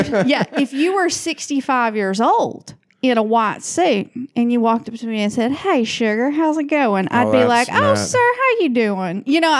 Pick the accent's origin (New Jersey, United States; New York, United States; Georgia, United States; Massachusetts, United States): Georgia, United States; Rome; moved away as an adult; now in Portland, United States; my hometown of Rome, Georgia.